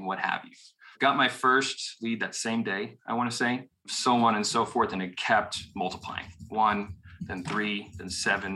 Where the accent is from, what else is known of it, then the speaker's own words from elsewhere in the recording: Dallas, Texas, United States; also born or lived in Austin, Texas; born and raised in Dallas, Texas